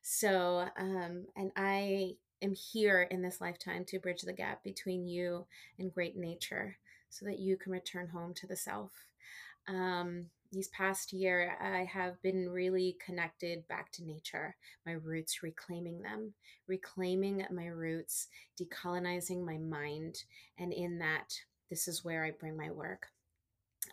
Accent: Washington, District of Columbia, United States; also born or lived in Texas / South Florida; I was born in Texas. Mm-hmm. So I'm a Texas girl, mm-hmm. But I was raised in the DC area. So I've been here most of my life

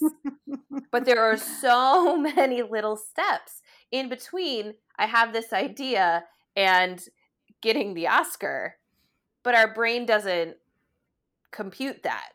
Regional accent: United States; we are as an American, like, society

